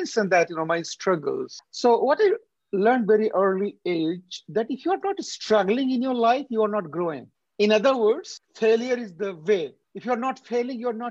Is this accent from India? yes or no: yes; India; moved away as an adult; also born or lived in Delhi / San Francisco; now in Canada; being an Indian